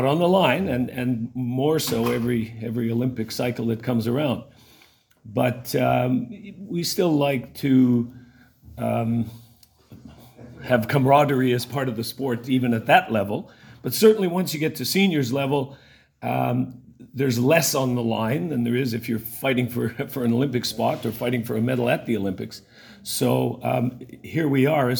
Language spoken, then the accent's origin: English; south of Winnipeg, Manitoba, Canada; moved away as an adult; now in New Zealand; I grew up south of Winnipeg